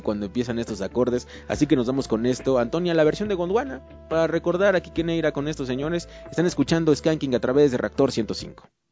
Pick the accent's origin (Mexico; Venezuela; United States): Mexico; Ciudad Nezahualcóyotl, State of Mexico; yo soy de Ciudad Nesa